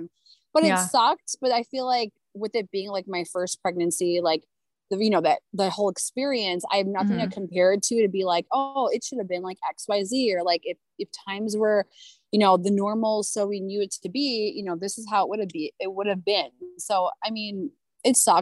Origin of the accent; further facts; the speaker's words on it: Chicago, Illinois, United States; I am a Chicago burb mom, grew up in the burbs. So I'm from Chicago, born and bred